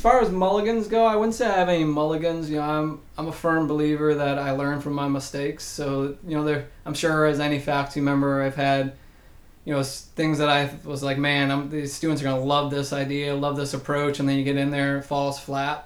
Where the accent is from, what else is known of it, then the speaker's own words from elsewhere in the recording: Massachusetts, United States; moved away; I'm a originally from Massachusetts, born and raised there